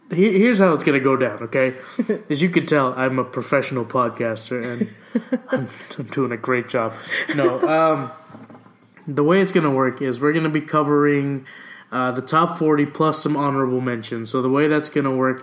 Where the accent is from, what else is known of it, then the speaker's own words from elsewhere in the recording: Texas, United States; I grew up here in the South. I've lived in Texas practically my whole life.